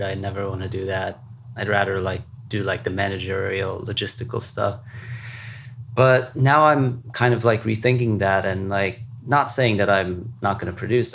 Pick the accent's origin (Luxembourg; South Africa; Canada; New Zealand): Luxembourg; growing up in Luxembourg